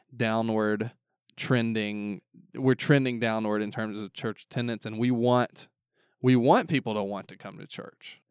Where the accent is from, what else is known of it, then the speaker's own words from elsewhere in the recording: the South, United States; I grew up in the South where all my friends went to church